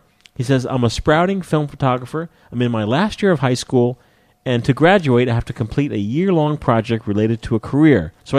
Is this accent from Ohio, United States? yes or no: yes; Dayton, Ohio, United States; also born or lived in Canberra, Australia; now in Arlington, United States; I'm from Dayton, Ohio, and I live off and on in Arlington, Virginia. I lived in Canberra, Australia for 3 years, and I'm addicted to Tim Tams.